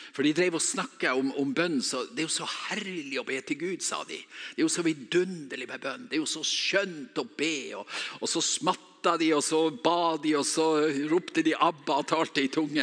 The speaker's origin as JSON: {"language": "Norwegian", "region": "Northern Norway", "country": "Norway", "accent": "Northern Norwegian"}